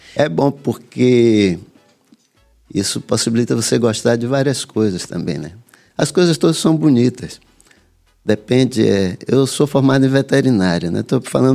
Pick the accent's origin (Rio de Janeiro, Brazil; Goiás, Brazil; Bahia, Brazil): Bahia, Brazil; Salvador; also born or lived in Santo Amaro; Eu nasci em Santo Amaro vim, e cresci em Salvador.